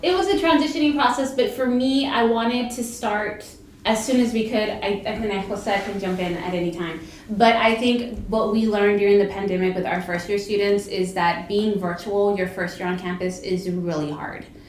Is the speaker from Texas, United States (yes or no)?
yes; Brownsville, Texas, United States; we're from Brownsville